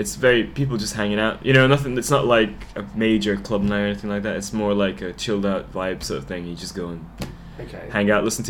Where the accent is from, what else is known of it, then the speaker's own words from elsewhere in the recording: United Kingdom; So I decided to, because I'm British, so I was like, I'll go back to the UK, this is awesome.